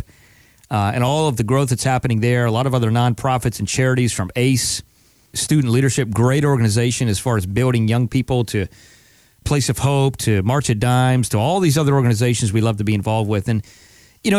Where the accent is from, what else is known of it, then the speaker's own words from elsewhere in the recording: the North, United States; now in Palm Beach, United States; I'm from the North originally